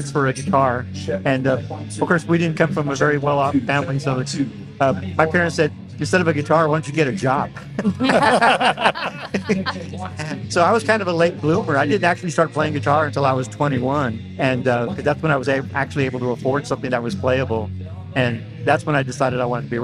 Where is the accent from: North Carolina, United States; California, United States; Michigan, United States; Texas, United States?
Texas, United States; San Antonio; from San Antonio, native Texan